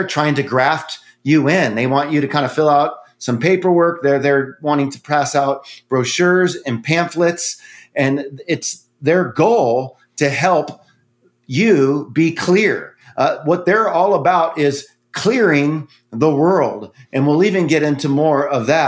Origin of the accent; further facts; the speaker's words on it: South Orange County, California, United States; as a kid growing up in California